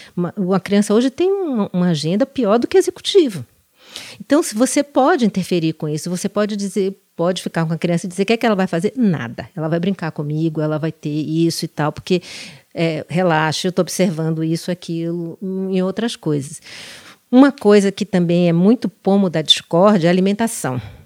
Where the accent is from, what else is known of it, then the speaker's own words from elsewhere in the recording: Salvador, Bahia, Brazil; moved away as an adult; now in São Paulo, Brazil; eu depois saí da minha cidade natal, que é Salvador